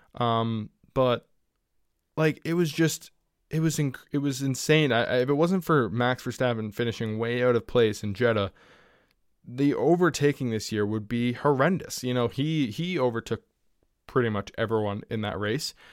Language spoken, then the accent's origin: English; Canada; I'm Canadian